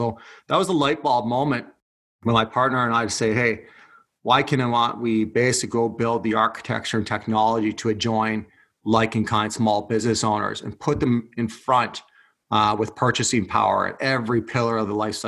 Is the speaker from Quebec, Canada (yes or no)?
no; Haliburton, Ontario, Canada; also born or lived in Scotland; now in Toronto, Canada; I'm originally from born and raised in cottage country on a lake up north in Haliburton